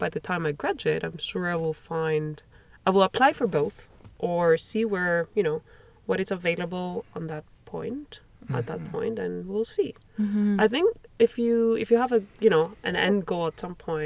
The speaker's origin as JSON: {"language": "English", "country": "Greece", "moved": "as an adult", "lives_now": "Montreal, Canada", "said": "I'm from Europe. I'm from Greece"}